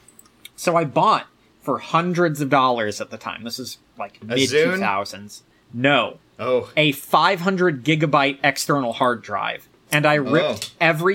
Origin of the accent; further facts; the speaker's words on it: Virginia, United States; the area that I grew up, I was close enough to Richmond